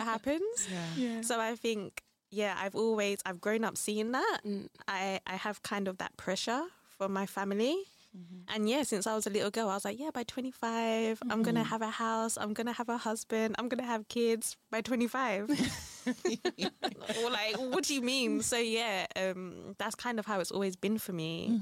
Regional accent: London, United Kingdom; moved away as an adult; now in Brussels, Belgium; I'm from London now, been in Brussels for four years

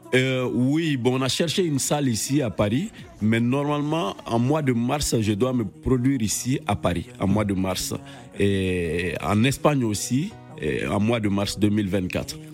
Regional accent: Mali; also born or lived in Mounana, Gabon; je suis sorti à l'âge de 6 ans. Je suis venu au Mali

